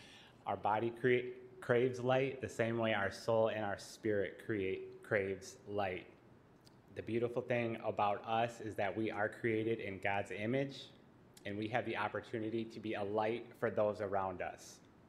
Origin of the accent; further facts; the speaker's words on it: Kalamazoo, Michigan, United States; I'm proud to say that I'm from Kalamazoo, Michigan.